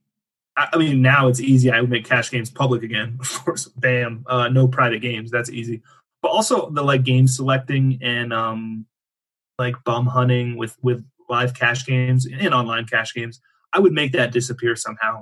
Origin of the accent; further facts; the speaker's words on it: Erie, Pennsylvania, United States; moved away; my hometown where I grew up, Erie, Pennsylvania